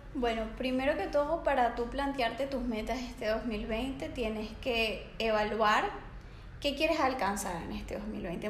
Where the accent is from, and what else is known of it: Venezuela; moved away as an adult; now in Barcelona, Spain